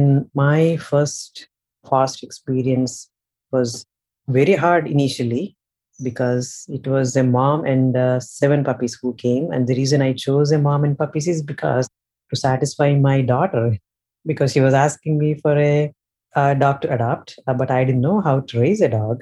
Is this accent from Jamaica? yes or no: no; India; moved away as an adult; now in United States; I am born and raised in India